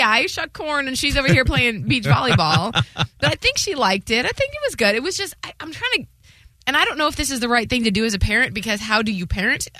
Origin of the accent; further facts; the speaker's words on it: Ohio, United States; now in Florida, United States; I'm from Ohio.